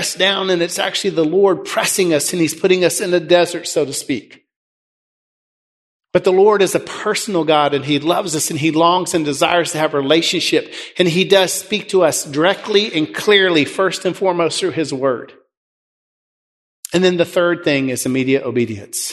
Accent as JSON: {"language": "English", "region": "West Tennessee", "country": "United States", "tie": "born or raised there", "also_born_or_lived": "Wheaton / Mexico", "said": "I grew up in West Tennessee"}